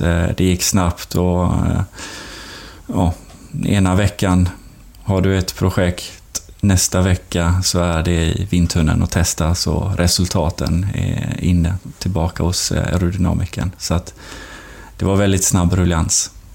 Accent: Sweden; moved away; som svensk

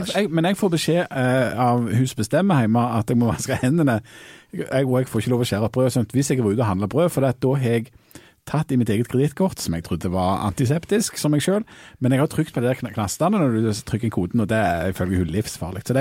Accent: Rogaland, Norway; Jeg kommer jo fra Jæren

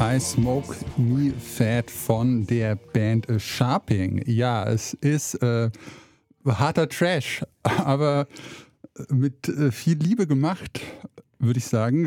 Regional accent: rural Hesse, Germany; moved away as an adult; also born or lived in Saxony; da, wo ich aufgewachsen bin, in der hessischen Provinz

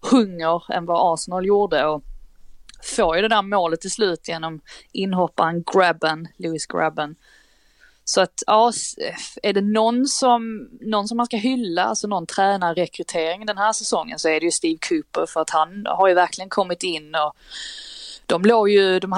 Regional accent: Skåne, Sweden; jag tänkte jag som skåning, jag rös i hela kroppen.

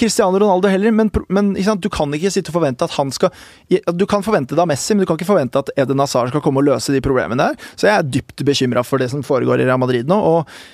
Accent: Norway

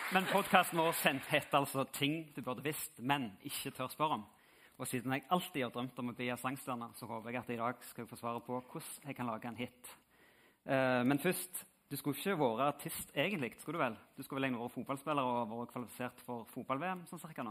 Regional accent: Bryne, Rogaland, Norway; moved away; her hjemme på Bryne, der endelig folk forstår hva vi sier.

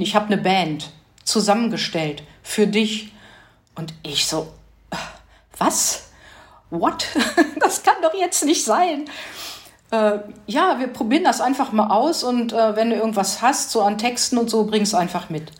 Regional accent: Hanover, Lower Saxony, Germany; moved away; Ich komme ursprünglich aus Hannover

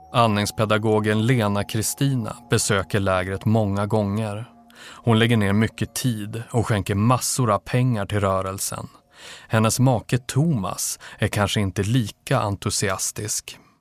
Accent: Umeå, Västerbotten County, Sweden; jag växte upp i Umeå

